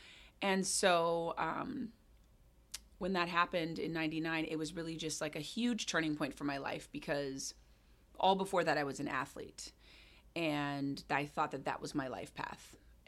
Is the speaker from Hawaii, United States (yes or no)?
yes; Hawaii, United States; moved away as an adult; also born or lived in Jamaica / London / California; now in Seattle, United States; So I was born and raised in Hawaii, and I moved to Seattle in December.